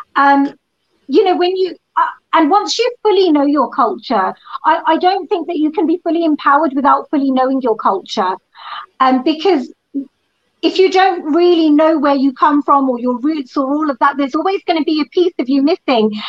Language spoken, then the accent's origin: English; England, United Kingdom; was born and brought up in England